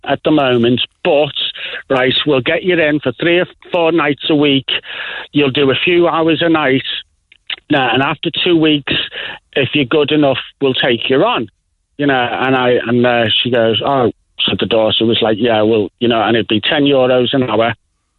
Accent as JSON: {"language": "English", "town": "Liverpool", "region": "North West England", "country": "United Kingdom", "accent": "Liverpool", "moved": "yes", "lives_now": "Ireland", "said": "my accent being from Liverpool"}